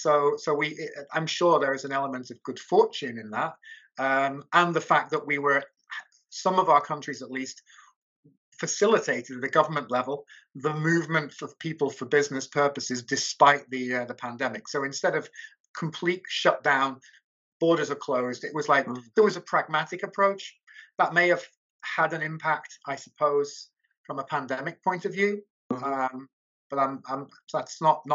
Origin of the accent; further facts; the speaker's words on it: United Kingdom; moved away as an adult; now in Budapest, Hungary; that I'm an expat, that I'm a Brit